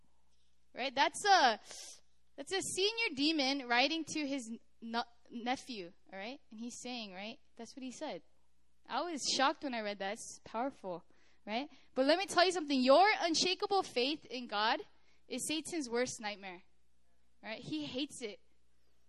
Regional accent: United States; moved away as an adult; also born or lived in Korea; I'm from America

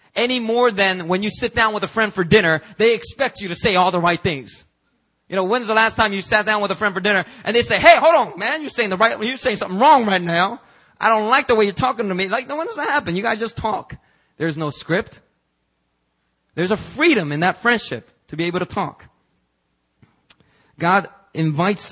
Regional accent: Philadelphia, Pennsylvania, United States; now in South Korea; I grew up in Philadelphia, and we didn't have that much money

